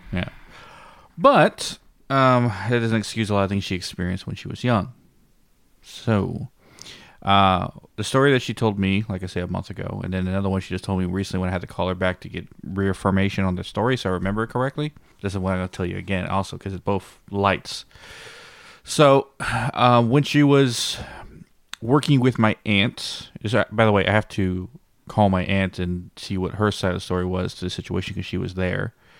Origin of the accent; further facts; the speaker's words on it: Blanco, Texas, United States; this is my hometown, Blanco, the same town that the ranch is